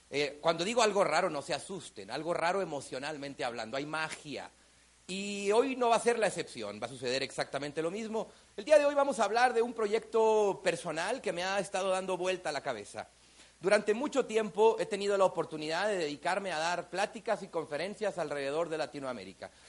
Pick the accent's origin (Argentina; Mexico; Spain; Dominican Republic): Mexico; Yo soy mexicano, aunque hablo raro. Claro, porque hablo en muchos países y uno tiene que aprender a tener un tono universal.